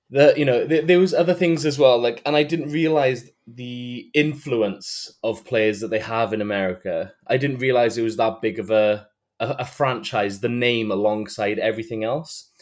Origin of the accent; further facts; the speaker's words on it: Wales, United Kingdom; I am from Wales.